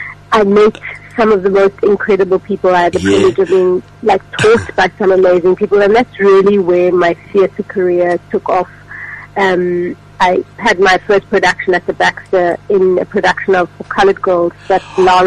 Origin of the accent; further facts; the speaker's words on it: Cape Town, Western Cape, South Africa; I was born and raised in Cape Town, went to school in Cape Town, went to study at UCT.